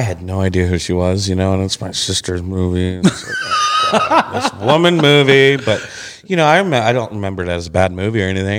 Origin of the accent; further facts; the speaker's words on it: Southwest, United States; moved away; I grew up in the Southwest a lot when I was that young.